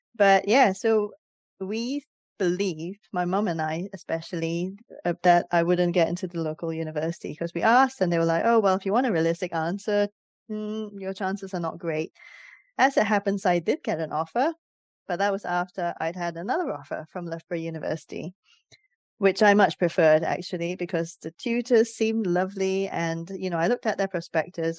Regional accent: Singapore; moved away as an adult; now in United Kingdom; I came from Singapore as an international student

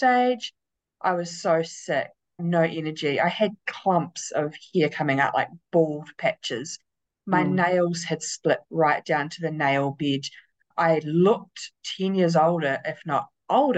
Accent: Christchurch, Canterbury, New Zealand; I am 42 from Christchurch, New Zealand

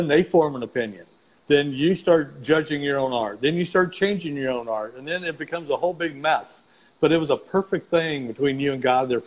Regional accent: Missouri, United States; I'm from Missouri

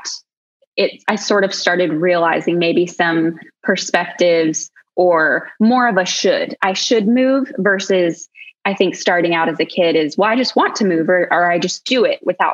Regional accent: Colorado, United States; we're from Colorado, which everybody in Colorado just loves to be outside

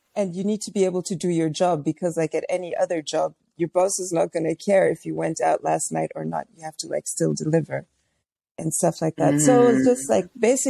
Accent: Tanzania; I grew up in Tanzania

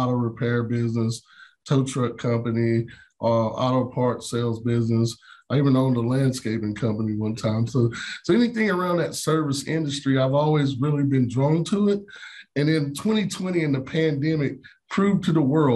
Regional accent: Wilkesboro, North Carolina, United States; also born or lived in Greensboro, North Carolina; now in Charlotte, United States; born and raised in Wilkesboro, North Carolina, small town, about 30 minutes from Boone

